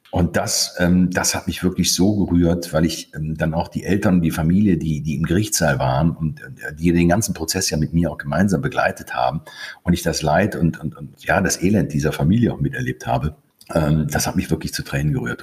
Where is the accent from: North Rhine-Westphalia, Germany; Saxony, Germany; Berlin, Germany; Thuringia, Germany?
North Rhine-Westphalia, Germany; Krefeld; moved away as an adult; also born or lived in Konstanz; now in Lake Constance, Germany; ich bin in Krefeld geboren